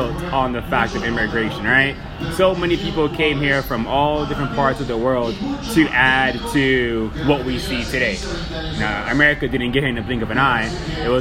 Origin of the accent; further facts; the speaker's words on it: Miami, Florida, United States; now in Austin, United States; I'm from Miami